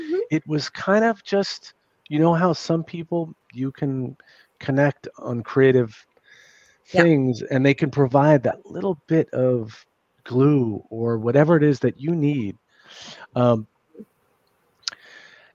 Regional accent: New York City, New York, United States; I grew up in New York City. I grew up in a little bit rough section.

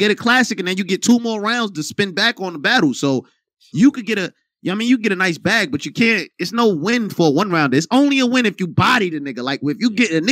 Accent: New York City, New York, United States; I'm from Brooklyn

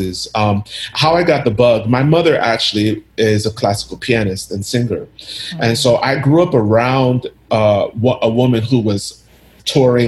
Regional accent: United States; I grew up in the States. I never lived in Ghana, but I do go back quite often.

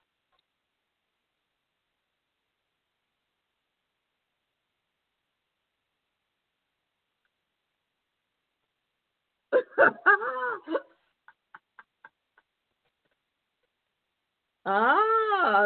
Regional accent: New York City, New York, United States; moved away as an adult; now in New Jersey, United States; I'm born and raised in the Bronx and spent most of my life in New York, still work in New York, and now live in Jersey

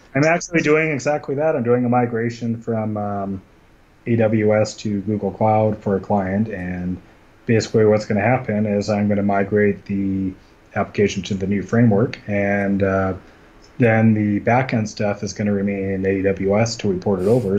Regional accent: Scotland, United Kingdom; also born or lived in Vancouver / Calgary; now in Canada; I am Scottish

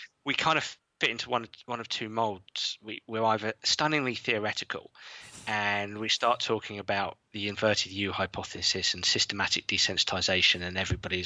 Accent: England, United Kingdom; being English

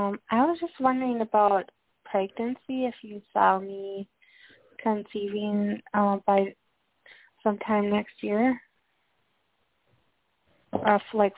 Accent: Minnesota, United States; I'm from Minnesota.

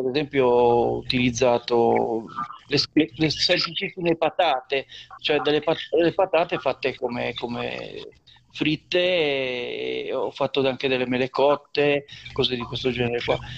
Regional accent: Liguria, Italy

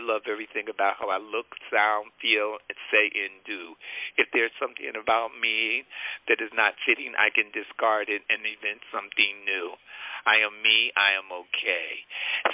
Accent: Newark, New Jersey, United States; I grew up in Newark

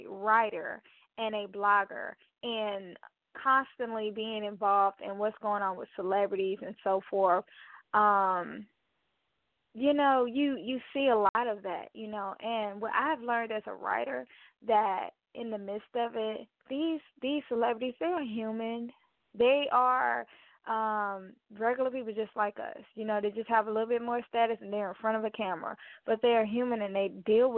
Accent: Mobile, Alabama, United States; right here close to my hometown, Mobile, Alabama

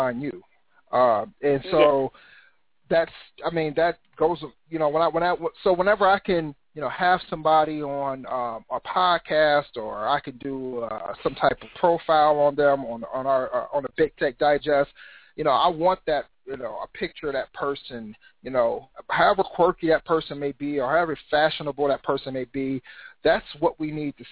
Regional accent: Cincinnati, Ohio, United States; Born and raised in Cincinnati, Ohio, and that's where I reside right now

